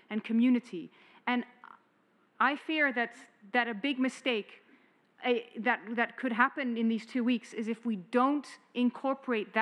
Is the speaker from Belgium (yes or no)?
no; Netherlands; I'm from the Netherlands